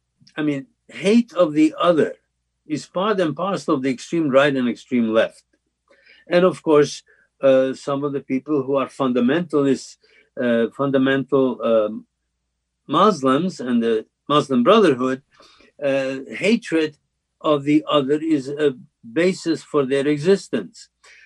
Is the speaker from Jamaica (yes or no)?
no; Slovakia; now in United States; when I was growing up in Czechoslovakia and Slovakia